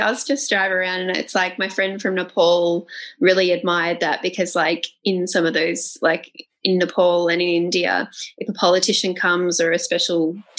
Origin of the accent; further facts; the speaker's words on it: Australia; I'm Australian. I was born in Australia, but I have English heritage. I have a British passport. I'm a British citizen. And basically the majority of my extended family are in the UK.